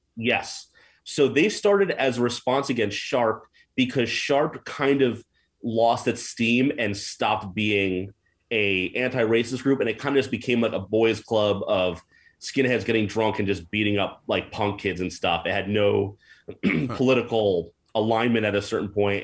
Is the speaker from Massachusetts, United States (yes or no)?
no; New Jersey, United States; moved away as an adult; also born or lived in Hackensack, New Jersey / Rochelle Park, New Jersey / Maywood, New Jersey / Montclair, New Jersey; now in Portland, United States; I'm from New Jersey originally